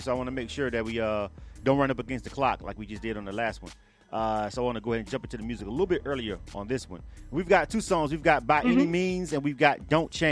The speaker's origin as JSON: {"language": "English", "region": "Florida", "country": "United States", "said": "I'm from Florida"}